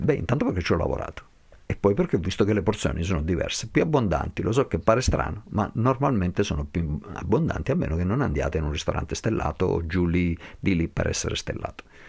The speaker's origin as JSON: {"language": "Italian", "town": "Basel", "region": "Basel-Stadt", "country": "Switzerland", "tie": "born or raised there", "moved": "yes", "lives_now": "Montagnana, Italy", "said": "sono nato e cresciuto a Basilea"}